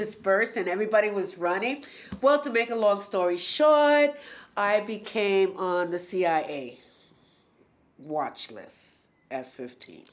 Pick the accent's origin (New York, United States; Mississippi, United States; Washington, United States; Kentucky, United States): New York, United States; New York City; I grew up in Spanish Harlem during when New York City was Jim Crow